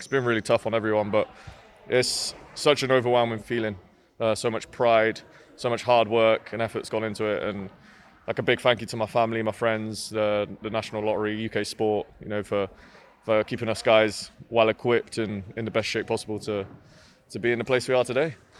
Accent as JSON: {"language": "English", "town": "Swindon", "region": "South West England", "country": "United Kingdom", "said": "I'm from Swindon, so it's quite a long way up, up to Manchester"}